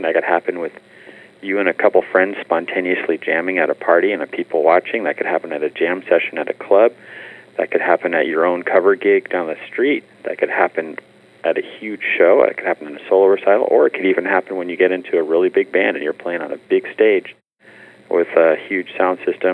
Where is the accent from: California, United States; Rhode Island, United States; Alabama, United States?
California, United States; Bay Area; now in Los Angeles, United States; I'm from the Bay Area, which is much more Seattle-like in its weather